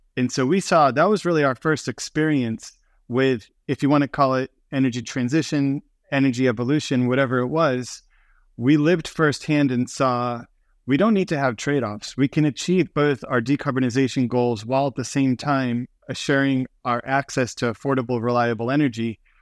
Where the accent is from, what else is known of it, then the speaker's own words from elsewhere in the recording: Boston, Massachusetts, United States; We grew up in Boston, Massachusetts